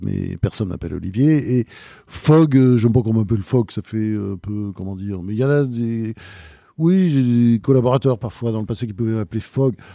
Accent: Normandy, France; also born or lived in Delaware, United States / Rouen; j'ai été élevé en Normandie.

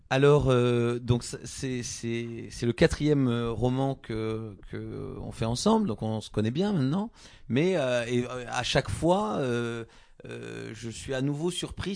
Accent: Gascony, Occitania, France; dans le sud-ouest, les Gascons, là d'où je viens

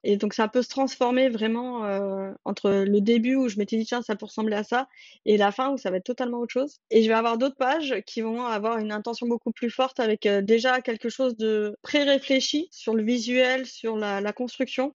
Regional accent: France; nous en tant que Français

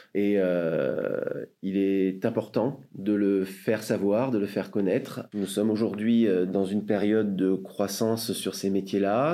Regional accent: Marseille, Provence-Alpes-Côte d'Azur, France; Je suis marseillais, je suis né à Marseille

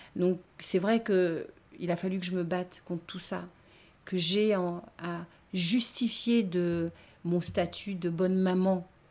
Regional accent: Basse-Terre, Guadeloupe, France; also born or lived in New Caledonia; now in Baie-Mahault, France; je suis née à Bastère, c'est ma région

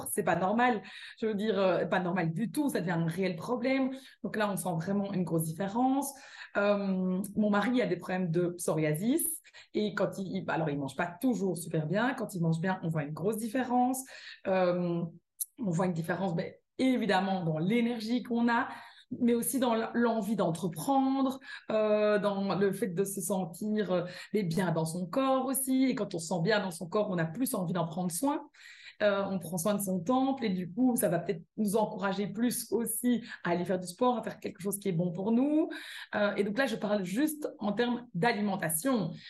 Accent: Belgium; accent: Belgian; moved away as an adult; also born or lived in California; je le suis très belge, j'ai toujours mon accent belge.

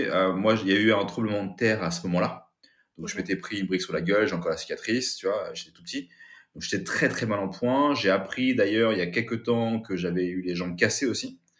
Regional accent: Kathmandu, Bagmati, Nepal; born there; moi je suis né, tu vois, au Népal, à Katmandou.

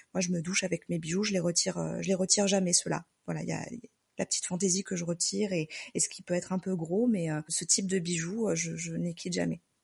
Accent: Marseille, Provence-Alpes-Côte d'Azur, France; now in Lyon, France; on habite à Lyon et on est originaire de Marseille.

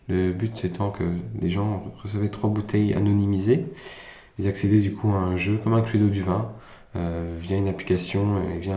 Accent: France; also born or lived in Germany; Je suis arrivé en France en 2003, donc je suis né en Allemagne. Je suis arrivé en France en 2003, directement en CM2.

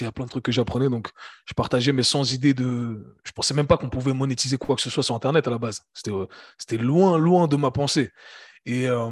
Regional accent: Geneva, Switzerland; also born or lived in United States; j'ai grandi à Genève, j'ai grandi en Suisse.

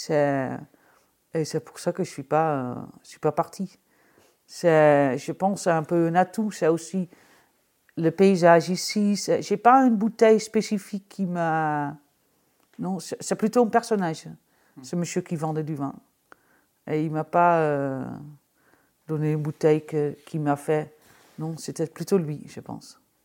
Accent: Amsterdam, North Holland, Netherlands; moved away as an adult; now in Jura, France; je viens d'Amsterdam, j'avais un restaurant à Amsterdam

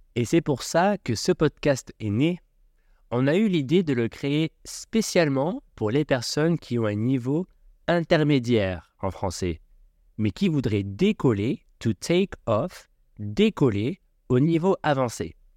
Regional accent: Aix-en-Provence, Provence-Alpes-Côte d'Azur, France; J'ai grandi à Aix-en-Provence, une magnifique ville du sud de la France

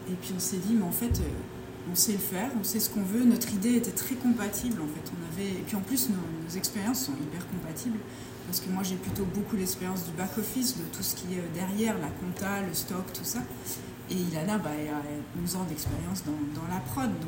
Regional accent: Belgium; also born or lived in England; now in Bordeaux, France; Moi, je suis de Belgique originellement.

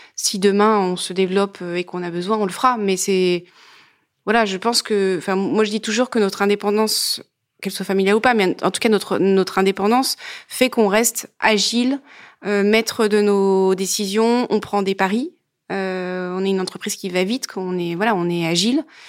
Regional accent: Grenoble, Auvergne-Rhône-Alpes, France; Je viens de Grenoble, je viens donc du Dauphiné

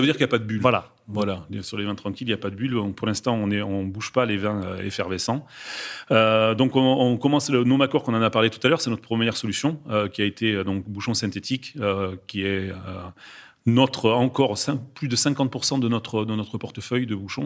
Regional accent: France; en tant que Français

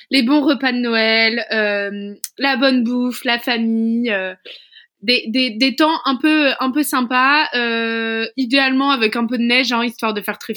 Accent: Hauts-de-France, France; Emma, je suis nordiste.

